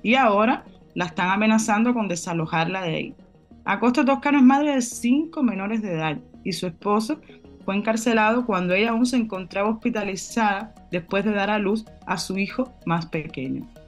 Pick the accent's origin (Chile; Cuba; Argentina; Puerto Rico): Cuba